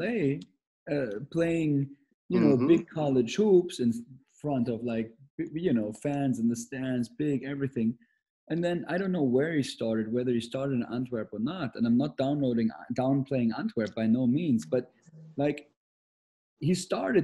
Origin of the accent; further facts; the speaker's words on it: Germany; moved away as an adult; I'm Austrian and my mother is British, but I grew up in Germany, so I am from Germany.